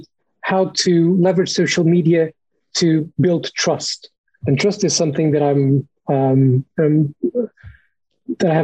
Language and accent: English; Lisbon, Portugal; moved away as an adult; also born or lived in Cornwall, United Kingdom; now in United Kingdom; I'm Portuguese, as you can probably tell from my weirdly pronounced name. I was born in Lisbon. I came to the UK about 8 years ago to study international journalism in Cornwall.